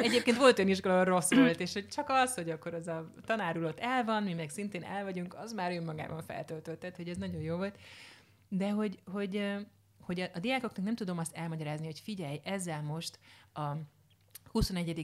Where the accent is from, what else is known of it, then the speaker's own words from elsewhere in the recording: Hungary; a magyar mentalitás, hogy már pedig megszenvedünk, tehát hogy bármi, ezeket mind, hát ebben nőttem föl, mint hogy mindannyian